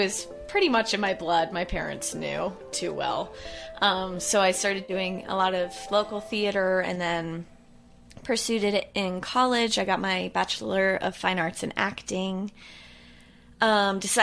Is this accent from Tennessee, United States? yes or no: no; Lynchburg, Virginia, United States; I grew up in Lynchburg